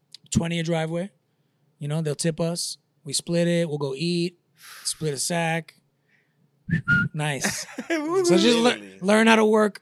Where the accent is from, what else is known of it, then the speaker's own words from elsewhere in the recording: New York City, New York, United States; accent: South Brooklyn; moved away as an adult; also born or lived in Sheepshead Bay, Brooklyn / Los Angeles; now in Stockton, United States; I grew up in a wild part of New York, so my memories of Brooklyn, of my part of Brooklyn, is people know my accent.